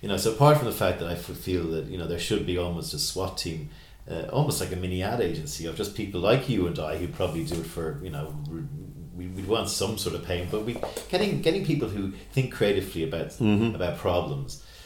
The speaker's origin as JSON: {"language": "English", "area": "Kerry", "region": "Munster", "country": "Ireland", "said": "I'm from Kerry myself"}